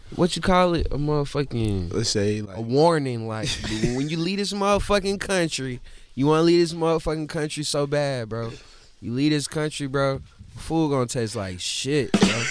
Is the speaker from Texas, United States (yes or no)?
no; Atlanta, Georgia, United States; I'm from Southwest, but I went closer to the South as I got older